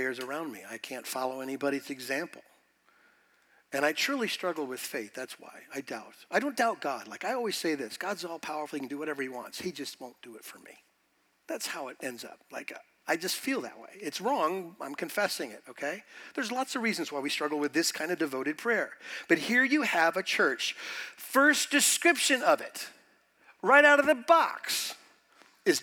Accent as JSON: {"language": "English", "country": "United States", "said": "being American"}